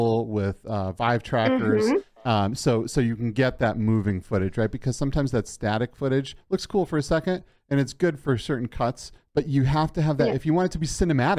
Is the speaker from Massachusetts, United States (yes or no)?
yes; Boston, Massachusetts, United States; moved away; My hometown